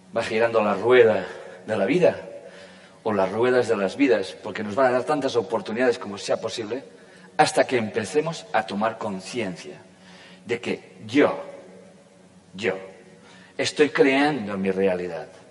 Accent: Catalonia, Spain; yo pertenezco, nací, la conciencia sabrá, en un país que se llama España y en una comunidad autónoma que se llama Cataluña.

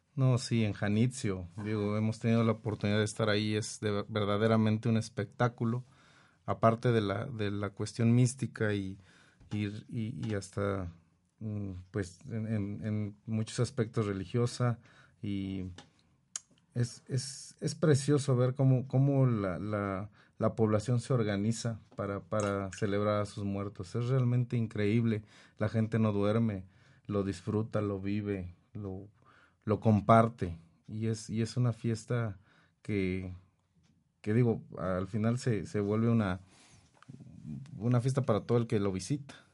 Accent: Mexico; Nosotros como mexicanos

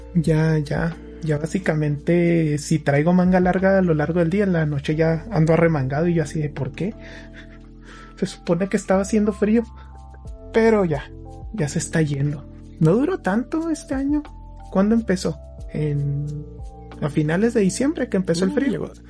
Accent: Mexico; Somos mexicanos

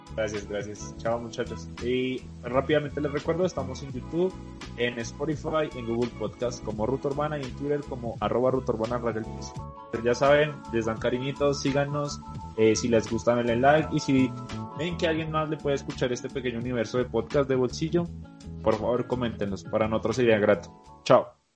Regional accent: Colombia; mi país

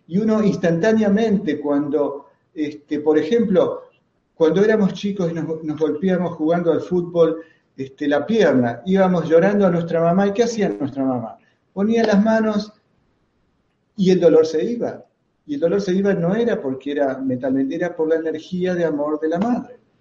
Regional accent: Argentina; soy argentino

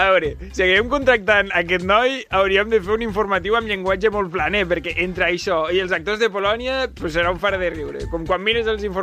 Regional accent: Girona, Catalonia, Spain; El temps que fa, hòstia, fa un temps estable, eh, molt contaminat, jo que sóc de Girona

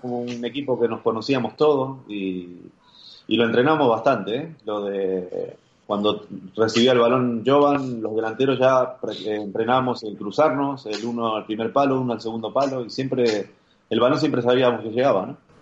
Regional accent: Arroyo Seco, Santa Fe, Argentina; moved away as an adult; also born or lived in Madrid / Mérida; now in Mallorca, Spain; yo soy de Arroyo Seco, es una ciudad eh, de 35, 40 mil habitantes, está a 30 kilómetros de Rosario

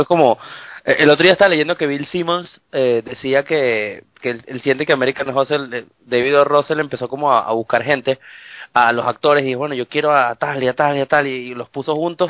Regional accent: Venezuela; moved away; soy el pueblo venezolano

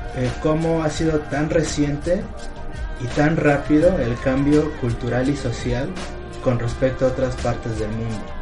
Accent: Mexico; los mexicanos tengamos cierta afinidad

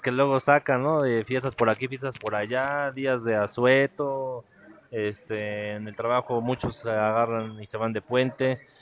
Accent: Mexico; todos los mexicanos nos ayudamos entre todos

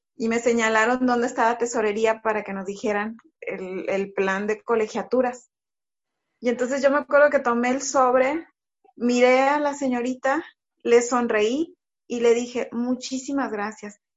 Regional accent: Tantoyuca, Veracruz, Mexico; also born or lived in Monterrey, Mexico; Yo crecí acá en Tantoyuca

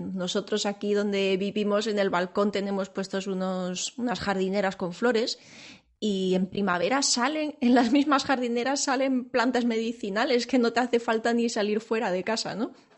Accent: Seville, Andalusia, Spain; yo soy, soy, sevillana, aunque no se me nota, pero para mí el, naranjo y el olor de la flor del naranjo es, es, eh, mi infancia.

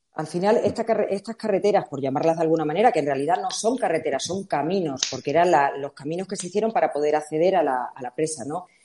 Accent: La Siberia, Extremadura, Spain; la Siberia extremeña, a pesar de que su nombre puede un poco eh, mandarnos a Rusia, no tenemos nada que ver, es verde, tiene mucha agua, somos la zona de Extremadura

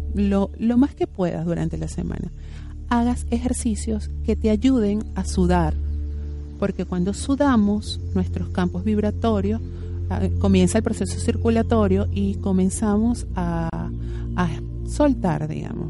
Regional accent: Venezuela; now in Argentina; Nosotros en Venezuela, si ustedes no saben, yo soy venezolana

